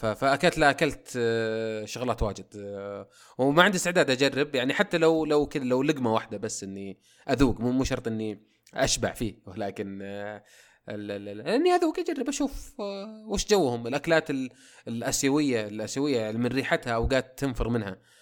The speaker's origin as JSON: {"language": "Arabic", "country": "Saudi Arabia", "said": "احنا كسعوديين"}